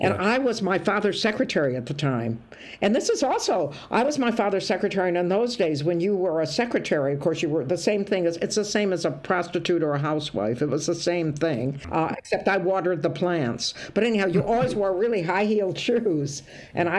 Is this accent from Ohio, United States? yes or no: yes; Toledo, Ohio, United States; moved away; also born or lived in Scotland; I'm from Toledo, Ohio, which is nothing